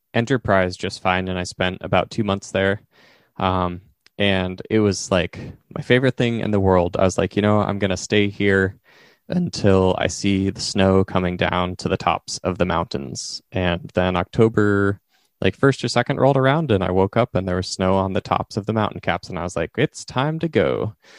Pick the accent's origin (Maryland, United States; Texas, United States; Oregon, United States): Oregon, United States; Eastern; growing up in Eastern Oregon